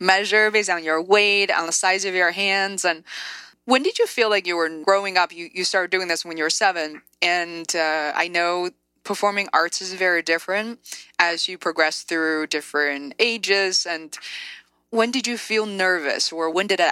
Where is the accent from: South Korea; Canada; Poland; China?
China; I grew up in China